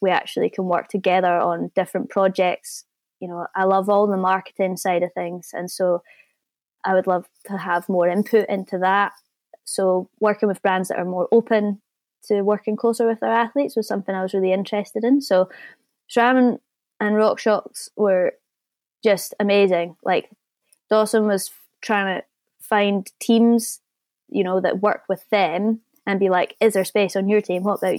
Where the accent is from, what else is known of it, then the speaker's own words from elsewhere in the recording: New Zealand; And I'm coming from New Zealand. So, you know, if I can make it happen, then you can definitely make it happen.